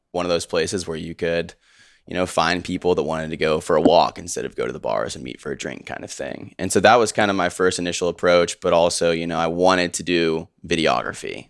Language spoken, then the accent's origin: English; Houston, Texas, United States; also born or lived in Richmond, Virginia; now in Austin, United States; I grew up in Richmond, Virginia. Grew up there till I was eight. My dad got a job in oil in Houston, so we moved to Houston. And then I lived there until I went to college.